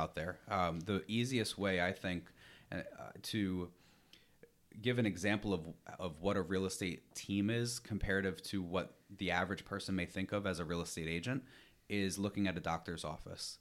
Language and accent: English; New York, United States; also born or lived in Rhode Island; I'm originally from New York.